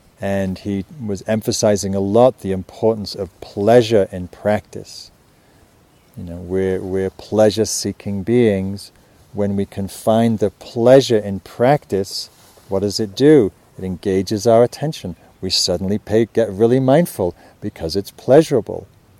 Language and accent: English; England, United Kingdom; now in United States; And I was coming from England. And in England, it's not that wild, as I mentioned.